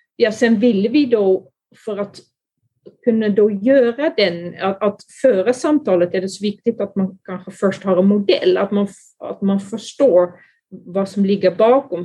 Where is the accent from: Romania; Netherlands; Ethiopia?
Netherlands; Swedish is a second language; moved away as an adult; also born or lived in Skåne, Sweden; now in Sweden; Jag är från Holland, men eh, där har jag då blivit utbildad som barnläkare, men sen kom jag då till Sverige